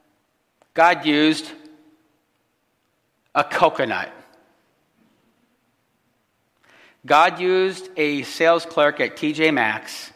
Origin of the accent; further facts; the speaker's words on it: Illinois, United States; moved away; also born or lived in Chicago; Here we are, three people that were actually born and raised in Illinois